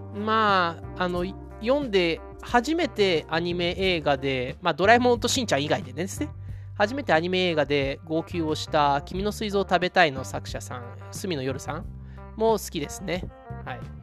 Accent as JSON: {"language": "Japanese", "country": "Japan", "tie": "born or raised there", "also_born_or_lived": "Brazil (ancestry)", "said": "僕みたいに外国人の家庭でありながら日本で育ってる"}